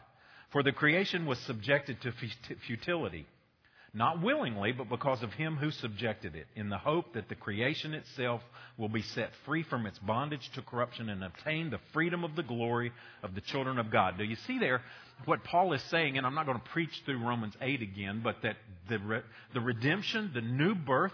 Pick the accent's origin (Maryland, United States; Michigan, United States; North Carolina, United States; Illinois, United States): North Carolina, United States; Boone; moved away as an adult; now in Roxboro, United States; I was born and raised in Boone. Y'all know that. I'm a mountain man